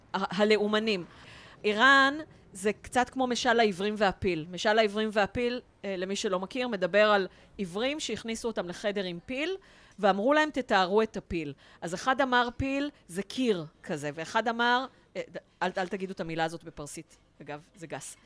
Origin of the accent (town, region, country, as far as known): Israel